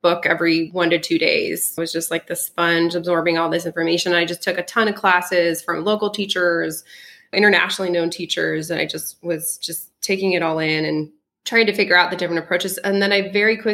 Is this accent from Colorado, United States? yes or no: yes; Colorado, United States; first language French; English is a second language; also born or lived in Alsace-Lorraine, France / California; then we went to Colorado